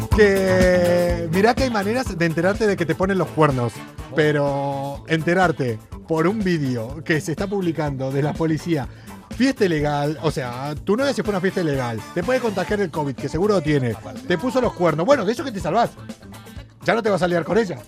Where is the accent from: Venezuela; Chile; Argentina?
Argentina; also born or lived in Tarifa; now in Spain; vamos a quedarnos por mi tierra. Vamos a quedarnos en Argentina